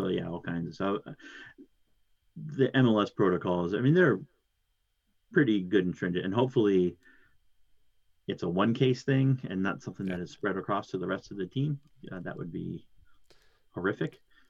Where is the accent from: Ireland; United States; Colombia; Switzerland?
United States; Southern New Jersey; I'm from Southern New Jersey, where we speak English.